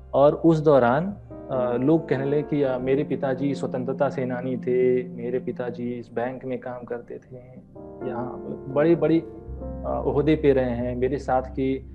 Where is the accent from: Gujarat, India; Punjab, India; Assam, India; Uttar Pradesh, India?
Uttar Pradesh, India; Varanasi; moved away as an adult; also born or lived in Guwahati / Kanpur; मैं यही वाराणसी का ही जन्मा हुआ हूँ और मेरा पूरा परिवार भी यहीं बनारस का ही रहने वाला है मेरी स्कूलिंग यहीं घर के पास में एक स्कूल है